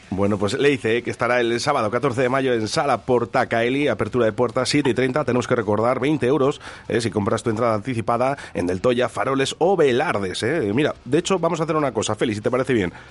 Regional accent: Durango, Basque Country, Spain; los que somos de Durango, de Yurreta, de Zaldívar

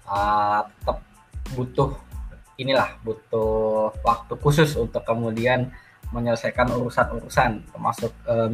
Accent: Surabaya, East Java, Indonesia; born there; also born or lived in Sidoarjo; Dan waktu itu aku lahir di Surabaya, cuman uh, rumah orang tuaku waktu itu masih

